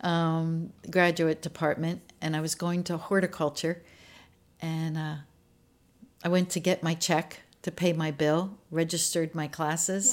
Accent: Maryland, United States; moved away; I was born in Maryland, uh, just about twenty miles northeast of Baltimore. So I was out in a rural area

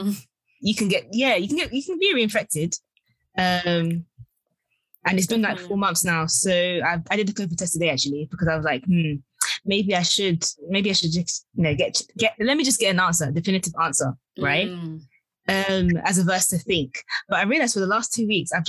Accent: Nigeria; I'm Nigerian.

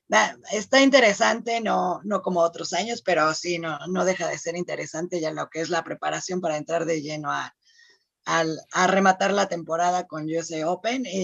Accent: Mexico; como mexicana también

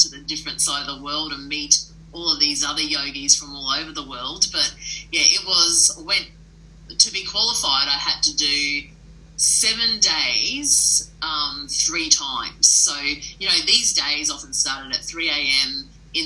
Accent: Mackay, Queensland, Australia; I grew up north in Mackay, so very lucky to have access to the Whitsunday Islands

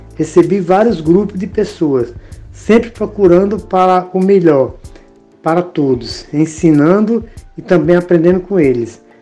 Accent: Ceará, Brazil; now in São Paulo, Brazil; nasci no Ceará, moro em São Paulo há 40 anos

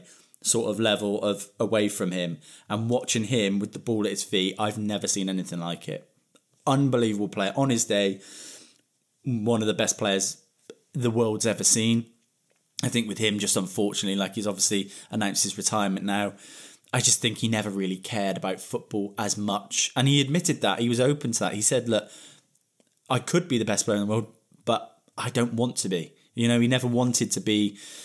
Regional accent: England, United Kingdom; As an Englishman

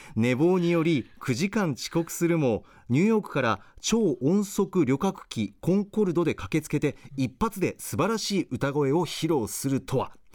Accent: Okazaki, Aichi, Japan; 愛知県の岡崎市出身

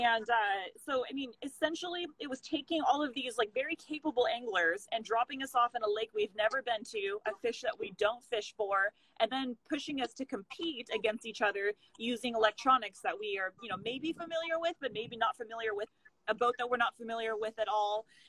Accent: the Northwest, Pacific Northwest, United States; we're both from the Northwest

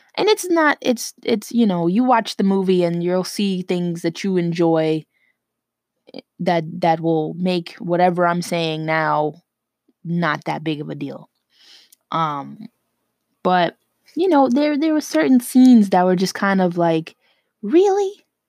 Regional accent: New York City, New York, United States; I'm from New York, okay? And when I say New York, I mean New York City

